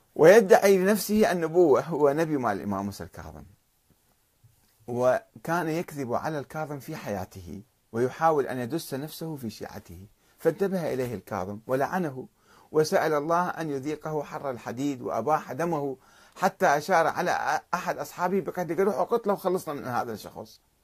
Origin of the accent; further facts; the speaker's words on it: Iraq; عندنا بالعراق